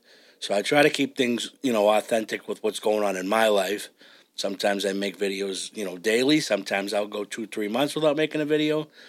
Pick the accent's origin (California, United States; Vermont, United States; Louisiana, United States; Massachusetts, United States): Massachusetts, United States; Randolph; accent: South Shore; also born or lived in Brockton / Amesbury; See, the thing is that I don't actually have a Boston accent. I have more of a South Shore accent. I grew up in Randolph.